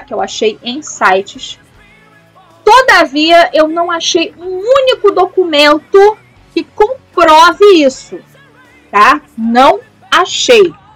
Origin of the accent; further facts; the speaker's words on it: Rio de Janeiro, Brazil; eu sou do Rio de Janeiro, eu falo isso com propriedade porque eu sou do Rio de Janeiro